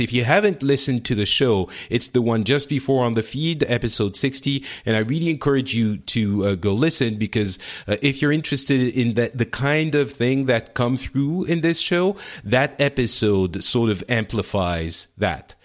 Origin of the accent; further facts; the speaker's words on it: France; the one I'm living in right now, France